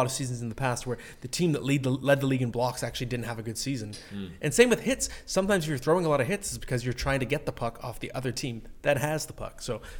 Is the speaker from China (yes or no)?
no; Canada; cheering for Canada, which, of course, I did as a Canadian growing up.